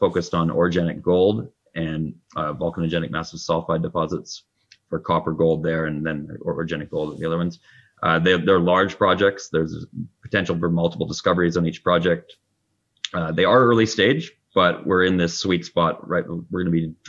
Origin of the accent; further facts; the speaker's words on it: Vancouver, British Columbia, Canada; now in Squamish, Canada; I'm 45 minutes north in Squamish. I grew up in Vancouver, but I left the city as soon as I could about a decade ago.